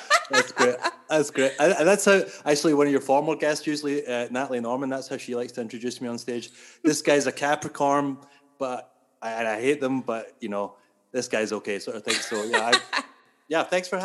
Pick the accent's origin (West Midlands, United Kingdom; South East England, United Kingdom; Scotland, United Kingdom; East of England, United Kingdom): Scotland, United Kingdom; accent: Scottish; now in Toronto, Canada; I'm from Scotland